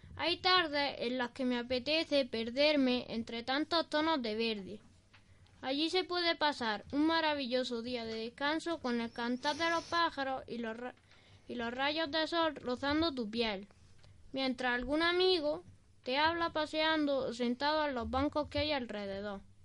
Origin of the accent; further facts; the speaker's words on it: Albolote, Andalusia, Spain; el famoso Parque Alboloteño de Guainabo, que está en la calle Real, una de las arterias principales de mi pueblo